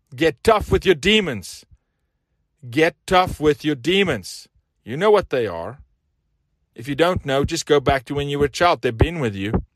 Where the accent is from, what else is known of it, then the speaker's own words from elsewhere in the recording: South Africa; now in United States; I'm from South Africa, raised very different, went to school barefoot